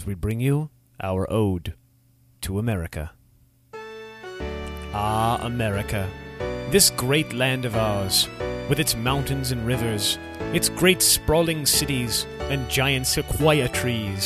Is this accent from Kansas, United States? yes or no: no; New York City, New York, United States; moved away as an adult; also born or lived in Agoura Hills, California; now in Minneapolis, United States; I was born in 1968 on Staten Island, New York.